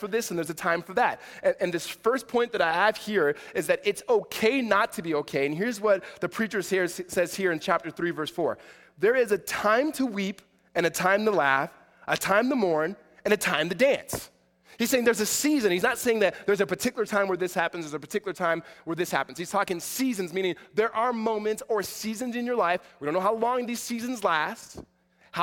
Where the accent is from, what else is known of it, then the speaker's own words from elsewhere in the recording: Southern California, United States; I'm from SoCal